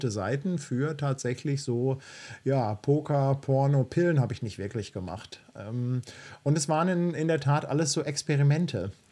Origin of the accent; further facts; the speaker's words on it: Bielefeld, North Rhine-Westphalia, Germany; moved away as an adult; now in Hamburg, Germany; Ich bin kein Hamburger Kind, weil ursprünglich komme ich ja aus Bielefeld.